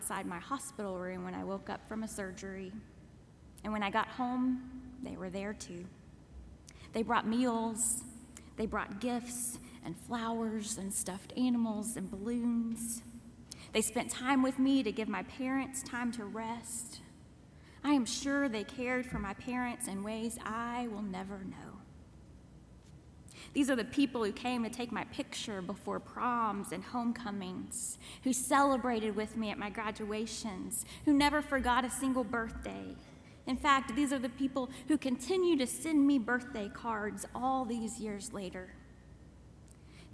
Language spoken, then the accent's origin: English; Kentucky, United States; moved away; the church where I grew up in Kentucky